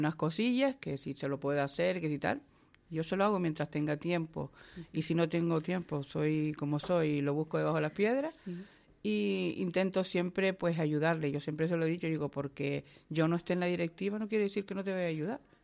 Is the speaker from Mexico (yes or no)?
no; Moya, Canary Islands, Spain; mi pueblo